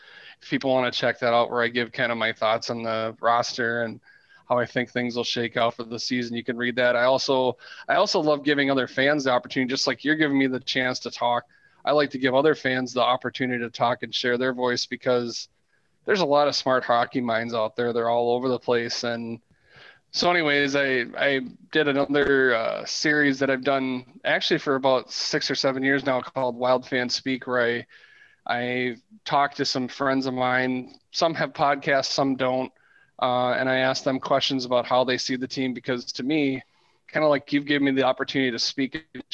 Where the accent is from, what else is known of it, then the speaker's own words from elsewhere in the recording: Elk River, Minnesota, United States; as a kid growing up in Elk River, which is just 30 miles down the road, more or less